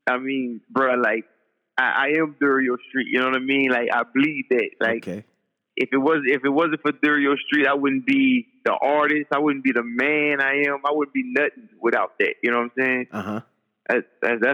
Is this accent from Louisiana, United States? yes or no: yes; Louisiana, United States; I'm from Louisiana. Exit 11